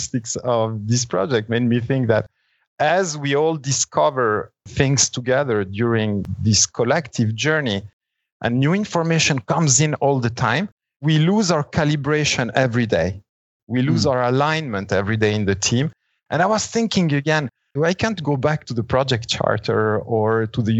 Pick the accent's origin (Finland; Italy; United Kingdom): Italy; now in Switzerland; So when I was 5 years old, we moved back to Italy. I started my school there, did a part of my education in Italy